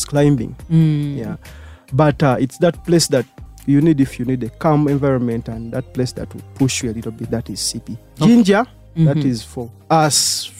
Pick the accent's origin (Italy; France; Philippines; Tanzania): Tanzania; Zanzibar; They tried to interview me. What happened now? And I had proof that I was from Zanzibar.